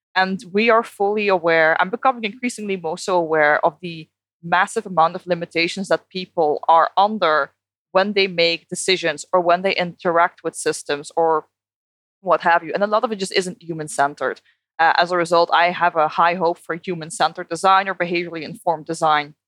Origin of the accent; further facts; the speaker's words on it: Netherlands; English is a second language; moved away as an adult; also born or lived in United Kingdom; now in Australia; I moved from the Netherlands to the UK to Australia